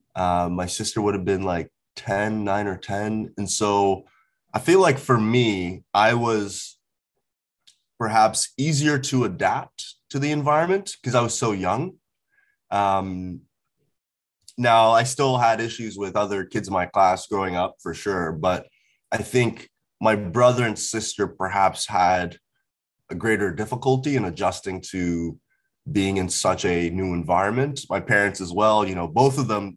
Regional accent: Port Hawkesbury, Nova Scotia, Canada; also born or lived in Ghana; I grew up in a rural town in Nova Scotia for about 10 years.

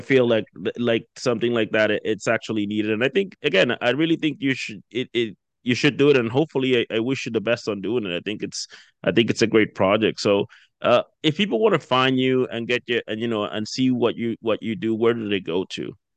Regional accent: Dominican Republic; also born or lived in United States; now in Canada; I'm originally from the Dominican Republic

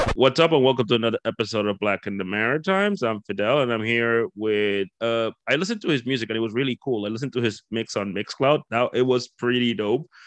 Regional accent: Dominican Republic; moved away; I'm from the Caribbean myself. I'm from okay. the Dominican Republic originally

